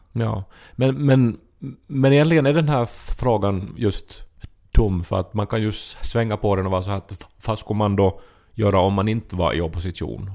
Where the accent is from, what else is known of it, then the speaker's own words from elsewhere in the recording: Finland; som finlandssvensk är man van att vara en språklig minoritet